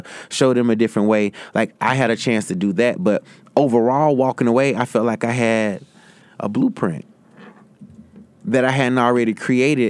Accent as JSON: {"language": "English", "town": "Greer", "region": "South Carolina", "country": "United States", "tie": "born or raised there", "moved": "yes", "lives_now": "New York, United States", "said": "I did my first event in my hometown of Greer, South Carolina"}